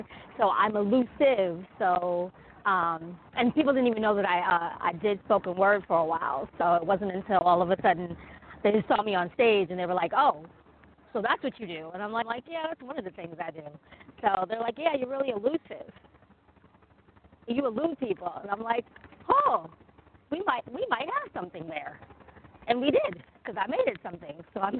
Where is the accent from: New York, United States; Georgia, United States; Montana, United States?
New York, United States; now in North Carolina, United States; because I'm from New York. I'm representing Y, but I am currently living in North Carolina